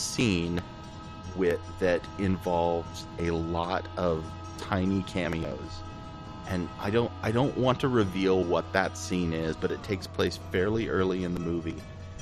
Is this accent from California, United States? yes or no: no; Texas, United States; my home state of Texas